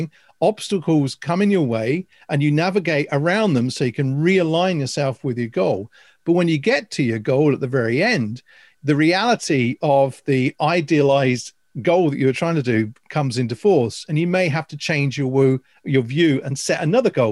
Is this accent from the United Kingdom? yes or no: yes; Northamptonshire, East Midlands, United Kingdom; I came from Northamptonshire. My careers officer at Williston School was saying